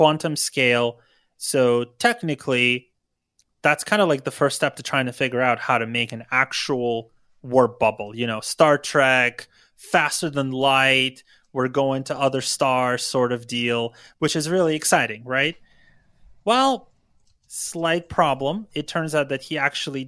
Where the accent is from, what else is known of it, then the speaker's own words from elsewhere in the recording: Ukraine; now in California, United States; I grew up in Ukraine